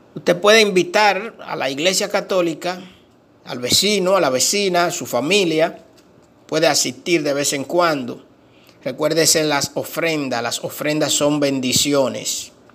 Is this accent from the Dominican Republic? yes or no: yes; Dominican Republic; nuestro país, República Dominicana